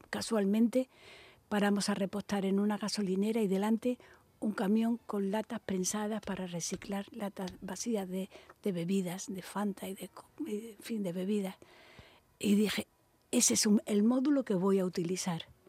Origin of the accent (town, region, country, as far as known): Málaga, Andalusia, Spain; born or raised there; moved away as an adult; also born or lived in Madrid / Barcelona